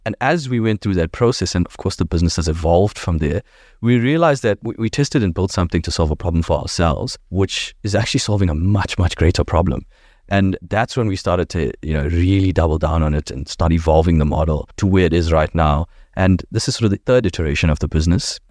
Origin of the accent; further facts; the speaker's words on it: Durban, KwaZulu-Natal, South Africa; We grew up in Dubs